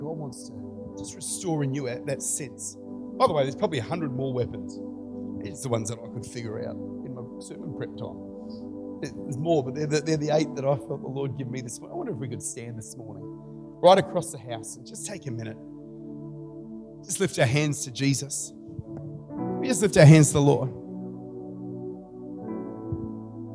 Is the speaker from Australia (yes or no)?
yes; Australia; I'm an Aussie